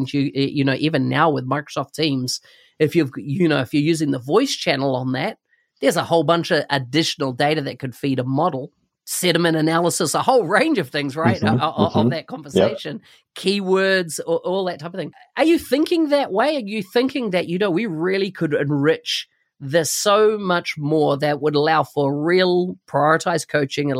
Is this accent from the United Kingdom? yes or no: no; New Zealand; I come from New Zealand